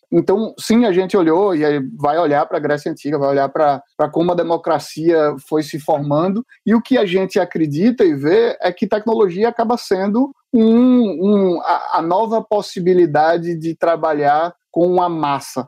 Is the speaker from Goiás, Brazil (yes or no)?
no; Recife, Pernambuco, Brazil; eu como sou recifense e adoro, conheço bastante local